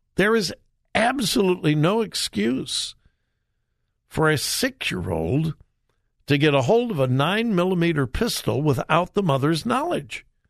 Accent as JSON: {"language": "English", "town": "Los Angeles", "region": "California", "country": "United States", "tie": "born or raised there", "said": "I grew up in the suburbs of L.A."}